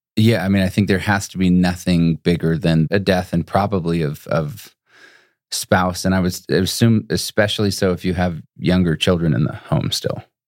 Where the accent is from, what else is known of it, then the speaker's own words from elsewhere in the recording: Utah, United States; moved away as an adult; also born or lived in Boston / Phoenix / Chicago; I grew up in Utah